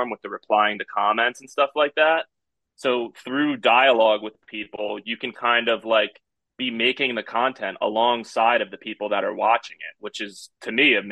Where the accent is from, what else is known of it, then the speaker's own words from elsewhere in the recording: New Jersey, United States; I was born and raised in New Jersey